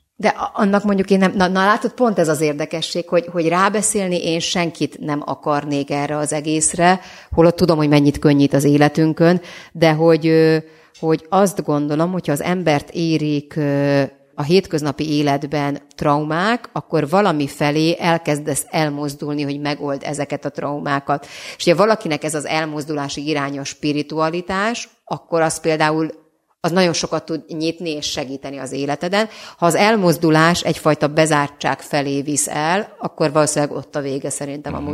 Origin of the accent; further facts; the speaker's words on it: Bonyhád, Tolna, Hungary; now in Budapest, Hungary; Bonyhád és Szexár 15 kilométer volt, és hát egy, egy, met, egy hatalmas metropolisznak tűnt hozzánk képest